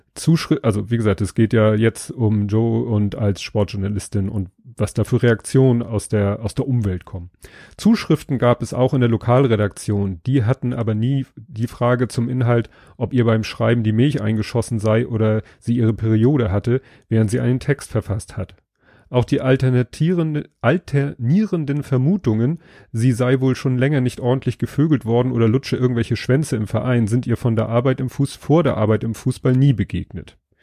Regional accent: Hamburg, Germany; Ich bin ja Hamburger

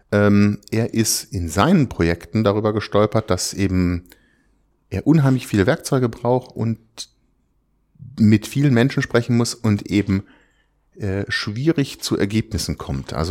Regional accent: Freiburg, Baden-Württemberg, Germany; Ich komme aus Süddeutschland, ich bin in Freiburg geboren, da unten in der Ecke dann

